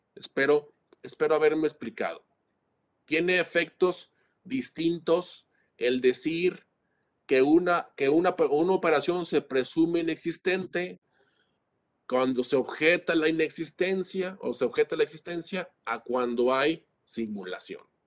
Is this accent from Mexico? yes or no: yes; Mexico; como mexicanos